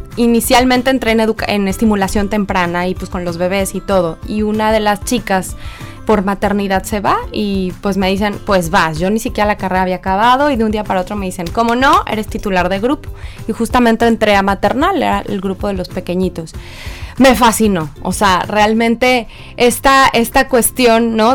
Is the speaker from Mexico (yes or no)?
yes; Mexico; moved away; yo no soy de aquí, yo soy de México